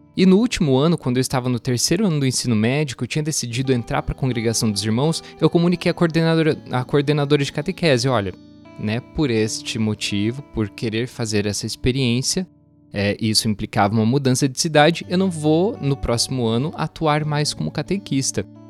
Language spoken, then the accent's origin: Portuguese; Doutor Camargo, Paraná, Brazil; moved away; Doutor Camargo, que é a minha cidade natal